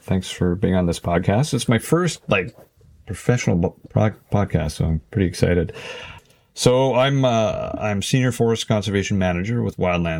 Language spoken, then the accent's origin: English; Ottawa Valley, Ontario, Canada; I grew up in the Ottawa Valley at a small tourist resort, hunting, fishing, that kind of thing. A lot of canoeing.